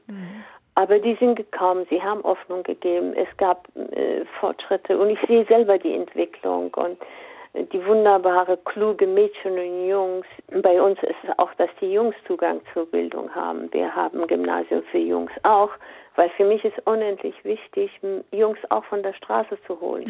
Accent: Afghanistan; now in Germany; als Afghanin

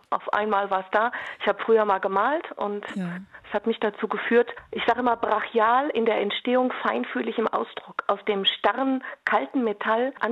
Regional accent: North Rhine-Westphalia, Germany; Also wir kommen aus dem Ruhrgebiet.

